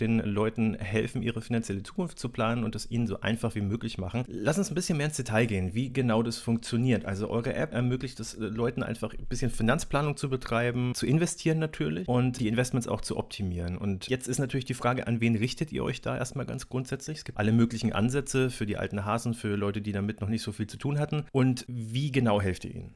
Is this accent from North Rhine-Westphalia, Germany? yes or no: no; Nuremberg, Bavaria, Germany; ich bin in Nürnberg aufgewachsen